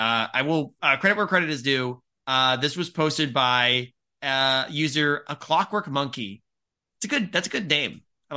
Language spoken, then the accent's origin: English; England, United Kingdom; I'm from England.